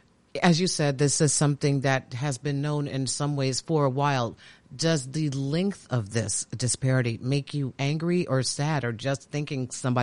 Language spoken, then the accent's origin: English; Chicago, Illinois, United States; now in Washington, D.C., United States; I'm from Chicago. I live in D.C. now.